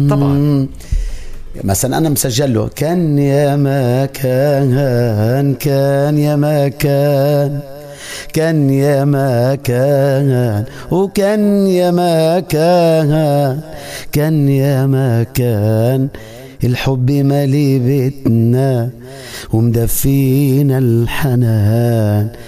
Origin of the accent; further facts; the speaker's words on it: Syria; يعني انا آه سوري